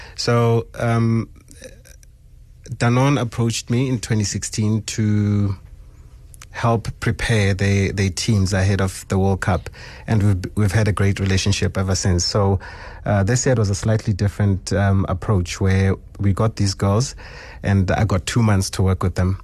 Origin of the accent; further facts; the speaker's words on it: Sebokeng, Gauteng, South Africa; So I'm from Sebokeng. Um, grew up, uh, in Zone twelve and then later moved to Zone ten